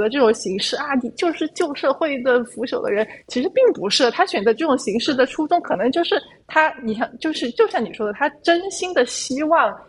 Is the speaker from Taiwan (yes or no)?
no; China; 做一个中国人